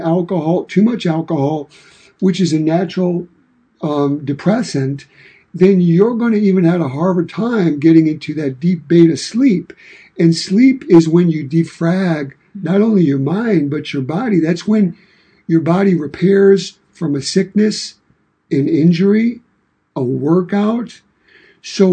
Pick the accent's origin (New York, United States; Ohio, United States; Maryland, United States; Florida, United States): New York, United States; New York City; now in Michigan, United States; I was born and raised in Brooklyn, New York. And I've been here in Michigan in the Midwest since 1985.